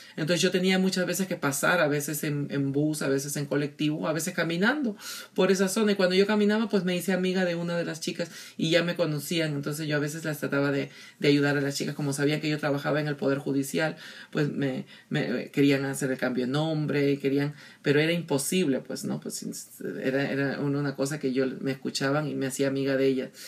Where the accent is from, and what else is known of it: Peru; born or raised there; moved away